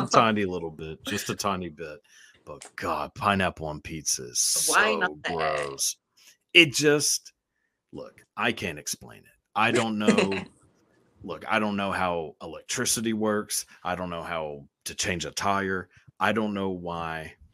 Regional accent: the South, United States; growing up in the South

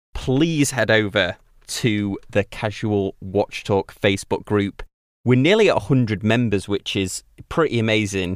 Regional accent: United Kingdom; being British

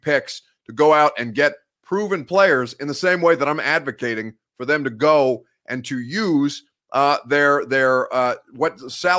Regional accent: Indiana, United States; born there; also born or lived in Tennessee; I was born in Indiana, but I think I've got a little bit of accent from all over the place. I've been living in Tennessee for 5 years.

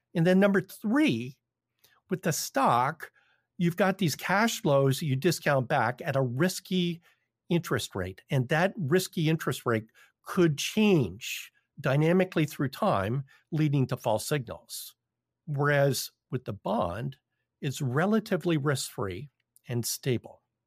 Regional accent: Toronto, Ontario, Canada; I'm from Toronto.

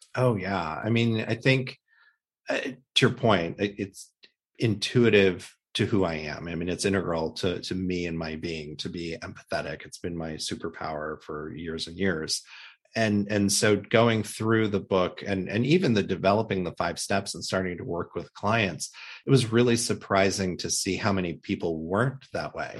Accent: Midwest, United States; when I was a child growing up in the Midwest

